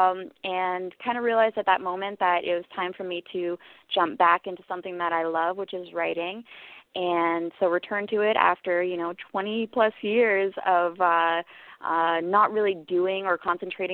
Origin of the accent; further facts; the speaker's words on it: Ottawa, Ontario, Canada; also born or lived in Trinidad / Barbados; I was born and raised in Ottawa, Canada, beautiful capital of Canada